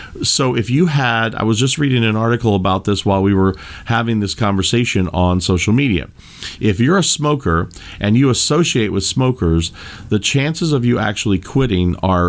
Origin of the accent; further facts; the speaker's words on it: Kentucky, United States; Now, most of you know that I was raised in Kentucky, and there was an old saying that my grandfather and my grandmother used to say